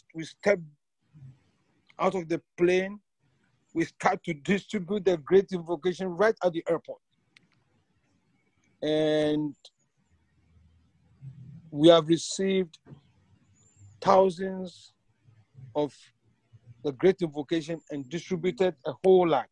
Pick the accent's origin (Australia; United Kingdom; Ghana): Ghana; moved away; I'm originally from Ghana, and I get the chance usually to visit every year.